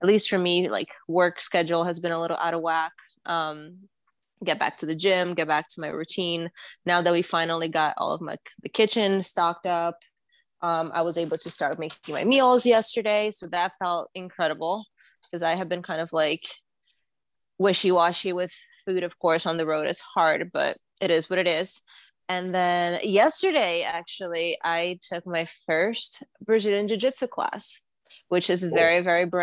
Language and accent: English; New York, United States; moved away as an adult; now in Los Angeles, United States; I'm a New Yorker. Like, I grew up, like, all of my teenage years and early adult, like, 20s up until, like, what, last week.